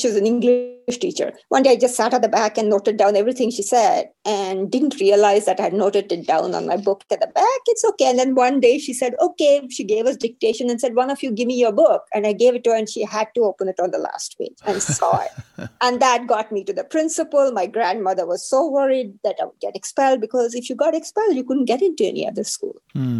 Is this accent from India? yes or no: yes; India; Well, I was one of the very fortunate ones. My family was, shall I say, middle class. My dad worked in the railways, so we traveled a lot. We moved every 2 years.